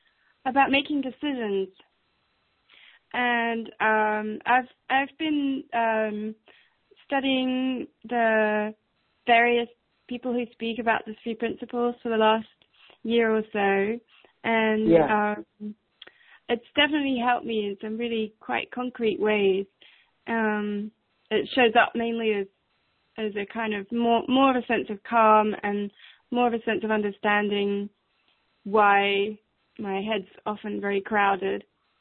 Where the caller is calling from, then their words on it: England, United Kingdom; I'm calling from England.